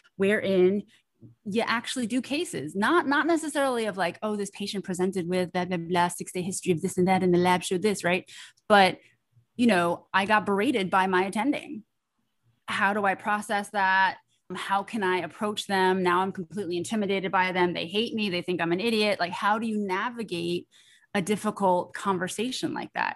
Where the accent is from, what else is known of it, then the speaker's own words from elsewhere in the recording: New York, United States; I am a first generation Chinese American, born and raised in New York